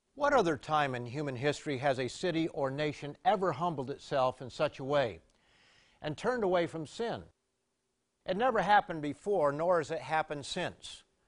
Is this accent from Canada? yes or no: yes; Canada; I was a visitor from Canada